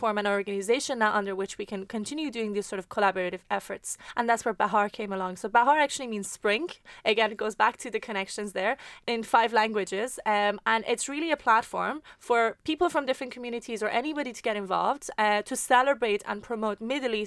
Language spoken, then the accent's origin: English; Ireland; also born or lived in Iran; despite being Irish and despite being very proud of being Irish, I'm still very proud of my original heritage, which is the Iranian heritage. And I felt growing up in Ireland